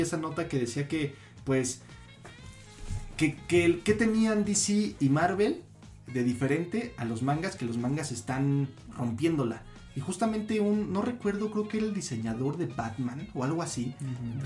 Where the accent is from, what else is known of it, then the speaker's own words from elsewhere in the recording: Mexico; somos privilegiados, tan, como mexicanos, en el hecho de, de ser amantes y, y seguidores del anime aquí en México